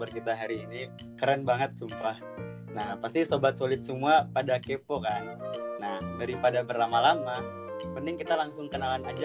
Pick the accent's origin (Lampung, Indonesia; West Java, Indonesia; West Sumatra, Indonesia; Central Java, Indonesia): West Sumatra, Indonesia; Padang; kalau aku nih kak pulang kampung ke Padang, aku kebetulan ini orang Padang ya kak.